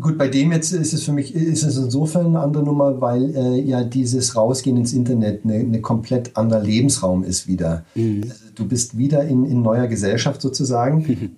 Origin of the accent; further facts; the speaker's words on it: Munich, Bavaria, Germany; also born or lived in Berlin; im Alter, als ich fünf war, hat meine Mutter nochmal geheiratet, dann sind wir nach München gezogen